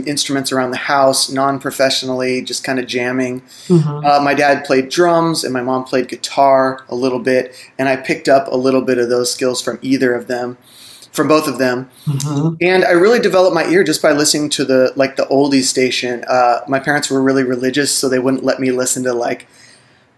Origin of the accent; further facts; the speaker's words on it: Seattle area, Washington, United States; moved away; also born or lived in Los Angeles, California; up in the Seattle area, farmlands of Seattle. Outside of Seattle